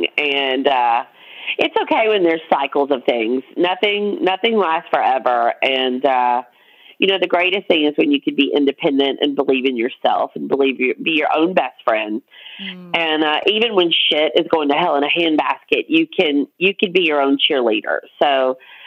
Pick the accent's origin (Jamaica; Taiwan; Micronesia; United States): United States; Montgomery, Alabama; now in Louisiana, United States; I'm originally from Montgomery, Alabama